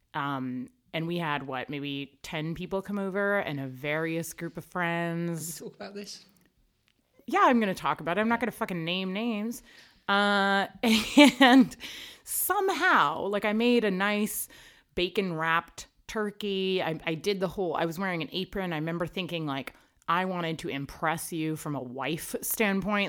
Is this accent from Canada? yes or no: yes; Canada; I'm Canadian